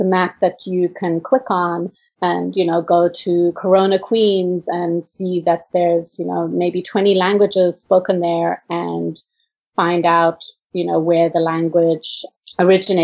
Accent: South Africa; moved away; I grew up in South Africa

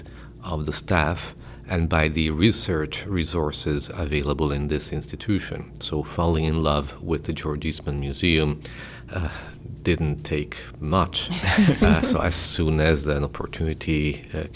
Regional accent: Italy; moved away as an adult; now in Rochester, United States; I was born in Italy, where I worked as a journalist

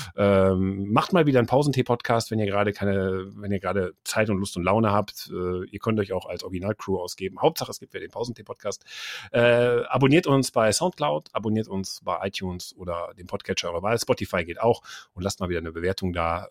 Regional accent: Mönchengladbach, North Rhine-Westphalia, Germany; also born or lived in Friedberg, Hesse; ich bin ja in Mönchengladbach dann noch aufgewachsen

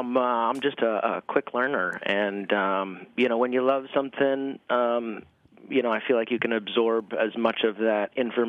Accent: Maine, United States; Oh, man. I grew up in Maine on a potato farm.

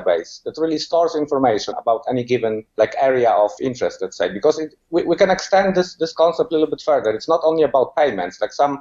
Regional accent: Poland; moved away as an adult; also born or lived in England; now in Fuerteventura, Spain; So I was born in Poland, but I left Poland about 12 years ago. First, I went to England, where I spent 8 years, and then I moved to Fuerteventura, Canary Island, where I currently live and work.

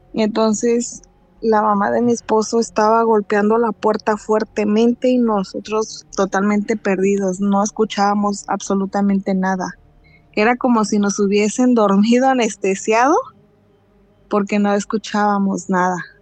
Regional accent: Mexico City, Mexico; now in California, United States; soy de la Ciudad de México, pero vivo acá para California

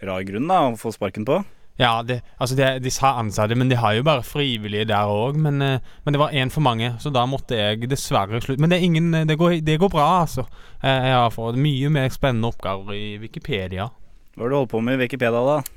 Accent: Arendal, Agder, Norway; Jeg er fra

